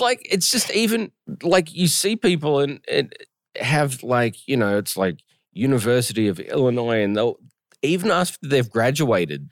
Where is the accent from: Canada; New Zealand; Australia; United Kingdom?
Australia; moved away; even as an Australian